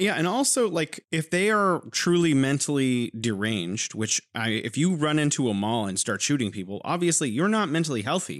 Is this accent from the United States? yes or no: yes; California, United States; now in Wuhan, China; I am originally from California, but now I am living in beautiful Wuhan, China